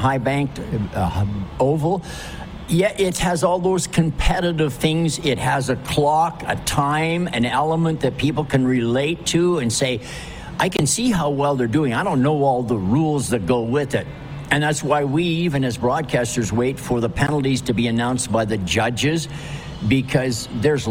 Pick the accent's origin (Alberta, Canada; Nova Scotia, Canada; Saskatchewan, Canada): Alberta, Canada; Calgary; I'm a city slicker. I grew up in Calgary